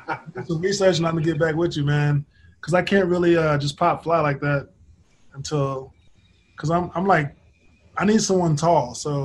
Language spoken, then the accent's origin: English; Oklahoma City, Oklahoma, United States; I'm from Oklahoma City.